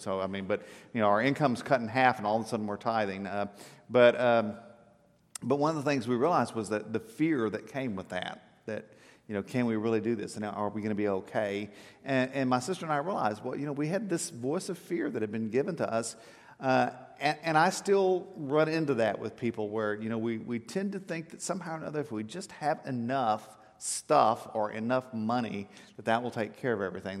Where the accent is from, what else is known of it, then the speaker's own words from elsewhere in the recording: South Texas, United States; I grew up in South Texas